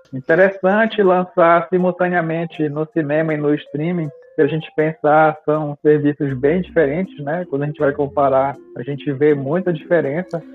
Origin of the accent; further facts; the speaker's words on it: Brazil; como brasileiro nato